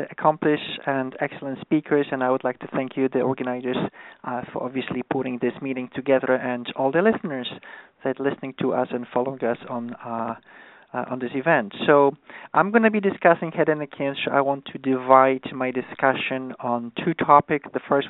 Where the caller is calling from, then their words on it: New York, United States; So I'm calling from New York, so it's an afternoon.